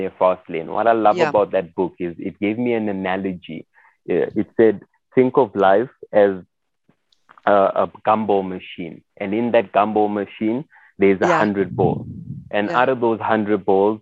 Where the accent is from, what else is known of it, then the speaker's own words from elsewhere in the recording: Johannesburg, Gauteng, South Africa; also born or lived in Congo / Soweto; I grew up in Johannesburg CBD